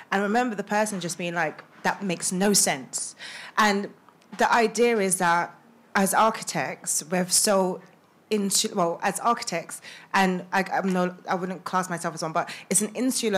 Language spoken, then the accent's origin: English; London, United Kingdom; also born or lived in Sheffield; I grew up in Haggerston, Haggerston Estate, before it was trendy